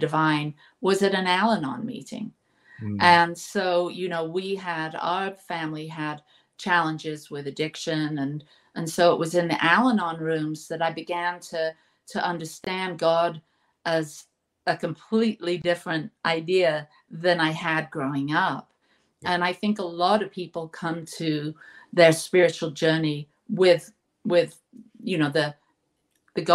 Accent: England, United Kingdom; now in United States; I grew up in England, and our church, the Church of England, was more like the Episcopal

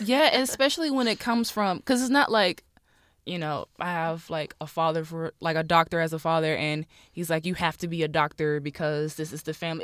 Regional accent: Rocky Mount, North Carolina, United States; I'm from Rocky Mount, North Carolina, born and raised.

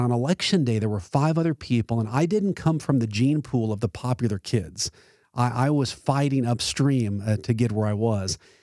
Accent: Arlington, Texas, United States; Sam Houston High School in Arlington, my ho-, my hometown essentially.

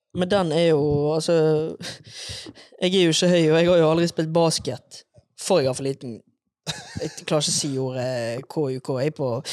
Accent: Bergen, Vestland, Norway; now in Oslo, Norway; Som dere kanskje hører, så er jeg bergenser.

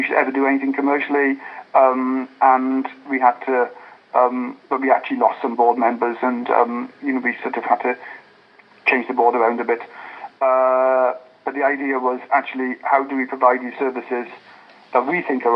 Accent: South Wales, United Kingdom; moved away as an adult; also born or lived in Hackney, London; I was born and brought up in South Wales

